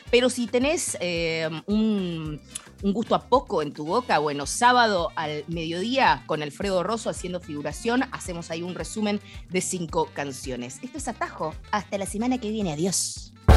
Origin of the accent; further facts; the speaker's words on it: Cuyo, Argentina; nos vamos para mi tierra